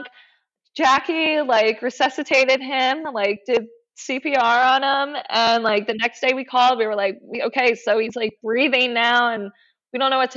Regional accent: East Coast, United States; also born or lived in Philadelphia / Delaware / Maryland / Colorado; I grew up on the East Coast

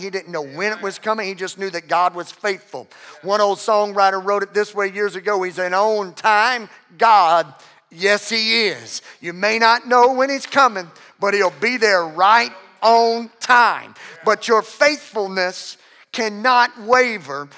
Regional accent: Louisiana, United States; I'm from, I'm from Louisiana

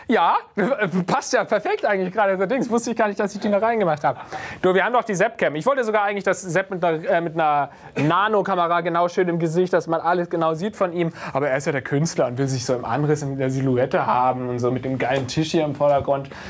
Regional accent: Baden-Württemberg, Germany; now in Berlin, Germany; Ich komme nicht aus dem Schwabenland, ich komme aus Baden.

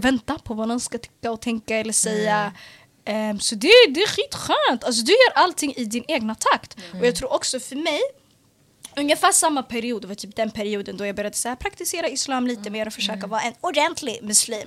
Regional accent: Stockholm, Stockholm County, Sweden; also born or lived in Bredäng / Eritrea (ancestry); född och uppvuxen i södra Stockholm, i Hagsätra och Bredäng

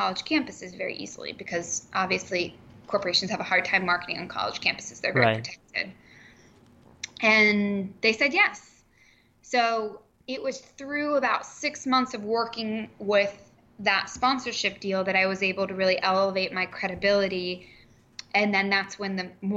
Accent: Columbus, Ohio, United States; There was something in Columbus, my hometown, called the Columbus Italian Club

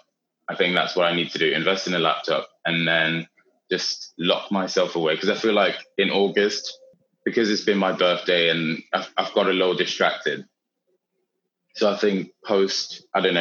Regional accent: Austria; moved away; when I was growing up in Austria

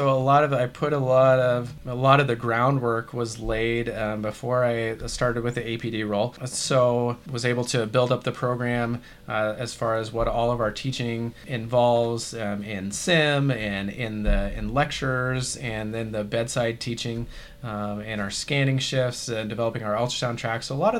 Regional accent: Kansas, United States; also born or lived in Washington / North Dakota; I was born in Washington State and moved to North Dakota, and then finished out like high school and stuff in Kansas.

